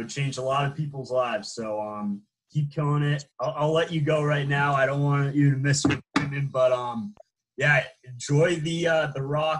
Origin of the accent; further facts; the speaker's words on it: Boston, Massachusetts, United States; I'm from Boston